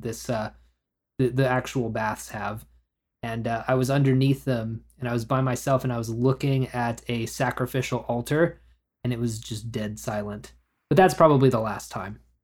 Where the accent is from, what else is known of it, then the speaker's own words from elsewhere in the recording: Oklahoma, United States; I grew up in Oklahoma where the roads are empty most of the time